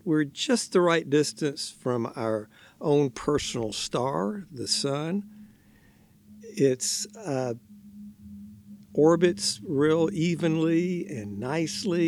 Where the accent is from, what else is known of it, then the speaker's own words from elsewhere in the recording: Richmond, Virginia, United States; moved away; I grew up in Richmond, Virginia, way back on the East